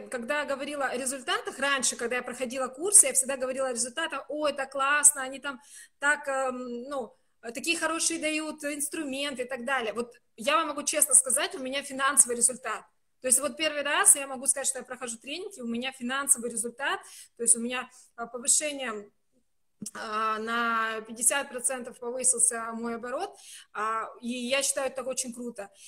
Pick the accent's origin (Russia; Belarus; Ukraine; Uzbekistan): Russia; North Caucasus; хотя я человек с Кавказа, и я могу громко разговаривать, выражая свои мысли